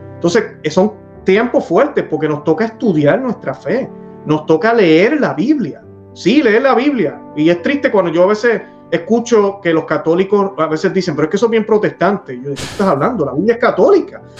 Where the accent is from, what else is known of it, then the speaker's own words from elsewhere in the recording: Puerto Rico; yo nací en Sordo, yo nací en una parroquia en Puerto Rico, Sordo, fui eh, servidor del altar